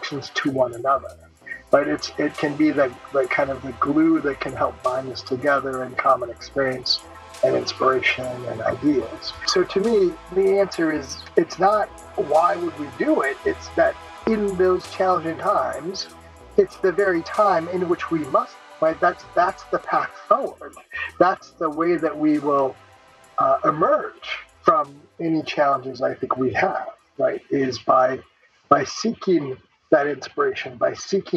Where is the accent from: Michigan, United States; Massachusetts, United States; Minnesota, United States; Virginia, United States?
Minnesota, United States; St. Paul; I'm a fourth generation Japanese American that was born and raised in St. Paul, Minnesota